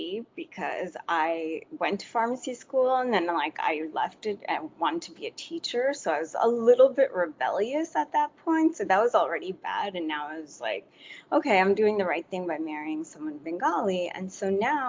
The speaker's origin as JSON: {"language": "English", "region": "New York", "country": "United States", "tie": "born or raised there", "said": "I was born in New York and first generation, and my parents came from Bangladesh"}